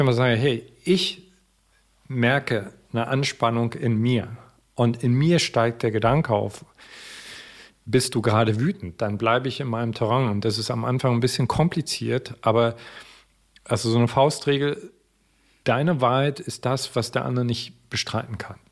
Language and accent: German; East Germany, Germany; Ich bin im Osten groß geworden